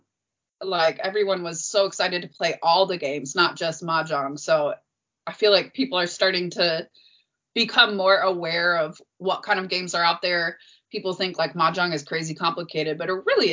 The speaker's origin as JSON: {"language": "English", "town": "Chicago", "region": "Illinois", "country": "United States", "tie": "born or raised there", "also_born_or_lived": "North Carolina / Texas / Houston, Texas", "moved": "as an adult", "lives_now": "Shanghai, China", "said": "I grew up on the South Side"}